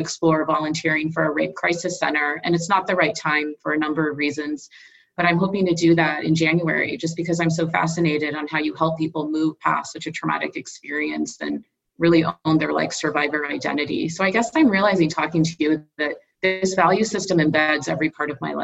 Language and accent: English; Southern California, United States; moved away as an adult; also born or lived in India / Midwest / East Coast; my family moved to Southern California, and I was there through my formative years, so all the way through college